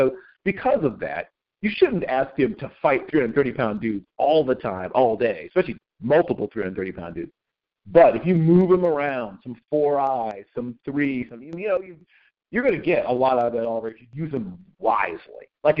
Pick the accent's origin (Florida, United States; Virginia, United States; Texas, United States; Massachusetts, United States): Virginia, United States; Virginia Beach; I'm from that part of the country. I grew up in Virginia mm-hmm. Beach and off of Virginia.